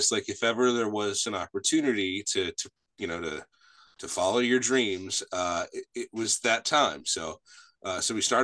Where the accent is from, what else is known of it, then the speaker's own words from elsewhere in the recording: Washington Township, New Jersey, United States; I am from South New Jersey. It's a little town called Washington Township